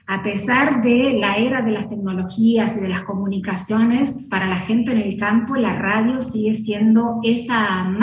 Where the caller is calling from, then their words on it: Ingeniero Jacobacci, Río Negro, Argentina; si pensamos la geografía de Río Negro, estamos justamente en el centro, eh, nos identifica mucho la trochita porque es nuestro emblema turístico, somos una zona absolutamente de estepa, zona rural